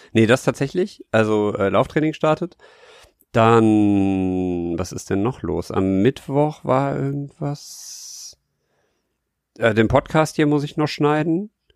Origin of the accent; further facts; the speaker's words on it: Rhineland, Germany; ich halt als Rheinländer denke